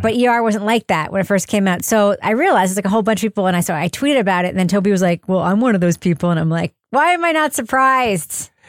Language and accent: English; Long Island, New York, United States; I worked for this insane chain of pet stores when I was growing up on Long Island